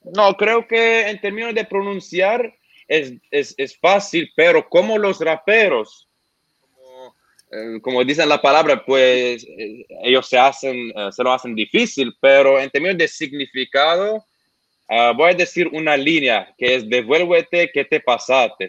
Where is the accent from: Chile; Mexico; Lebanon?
Lebanon; Spanish is a second language; now in Australia; yo soy de Líbano